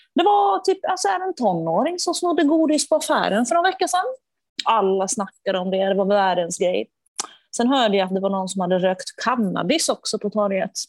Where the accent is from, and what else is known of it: Finland